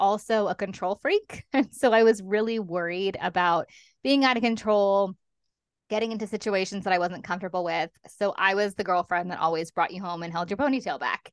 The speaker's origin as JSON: {"language": "English", "town": "Los Angeles", "region": "California", "country": "United States", "moved": "as an adult", "lives_now": "London, United Kingdom", "said": "I live in London, as you said, um, but I'm originally from Los Angeles. I've been over here for fifteen years."}